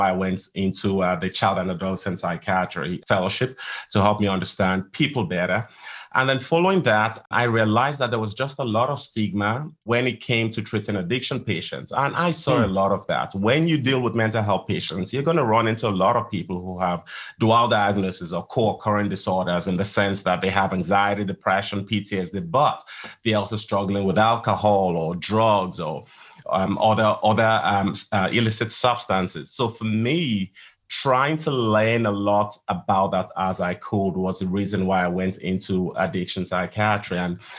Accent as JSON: {"language": "English", "country": "Nigeria", "also_born_or_lived": "England / Columbia, Missouri, United States", "moved": "as an adult", "lives_now": "Dallas, United States", "said": "I'm from Nigeria. And that's where my medical training started."}